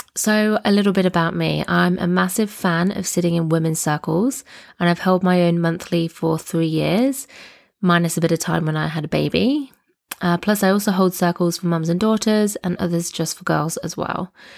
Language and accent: English; Nottingham, East Midlands, United Kingdom; moved away as an adult; now in Southern Highlands, Australia; I'm originally from Nottingham in the U K, but now live in the Southern Highlands, which is a region about two hours south of Sydney in Australia